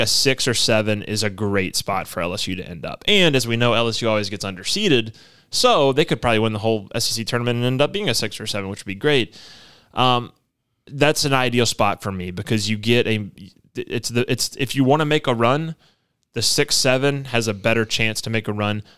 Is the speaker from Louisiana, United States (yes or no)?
yes; Baton Rouge, Louisiana, United States; I grew up in Baton Rouge.